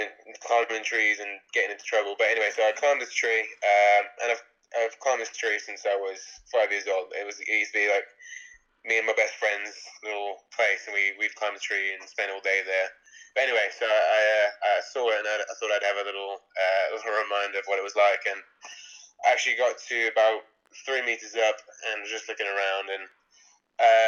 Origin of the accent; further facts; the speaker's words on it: the Midlands, England, United Kingdom; also born or lived in Johannesburg, South Africa / Stratford / Bristol; I'm South African. I was born in Johannesburg and we moved over to England when I was 2 years old. I grew up in the Midlands in the UK